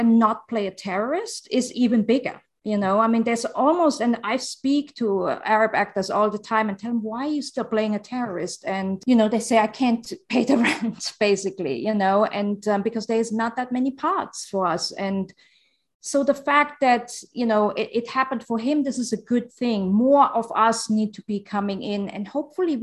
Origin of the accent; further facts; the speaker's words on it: Germany; first language German and Arabic; English is a second language; moved away; also born or lived in Jordan / Los Angeles; growing up in Germany first. I learned German and Arabic at the same time